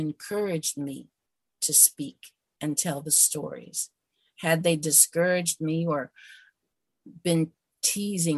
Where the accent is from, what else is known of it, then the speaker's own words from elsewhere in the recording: Mercer County, Pennsylvania, United States; now in Ohio, United States; I was born in Mercer County, Pennsylvania. That's Appalachian, Pennsylvania